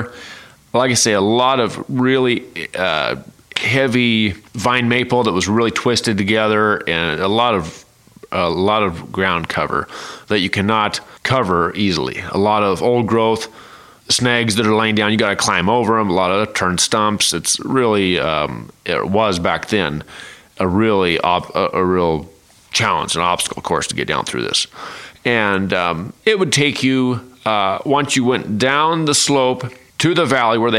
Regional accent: eastern Multnomah County, Oregon, United States; I was raised in the Pacific Northwest, as we know, eastern Multnomah County, in the foothills of Mount Hood

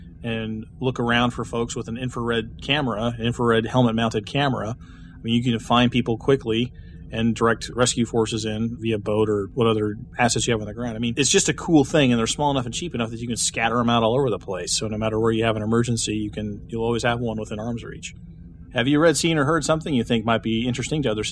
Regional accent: Kansas, United States; here in my home state of Kansas

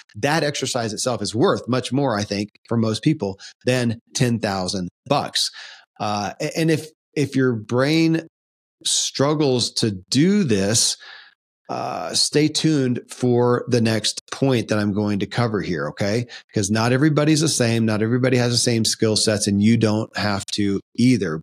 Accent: Kentucky, United States; born or raised there

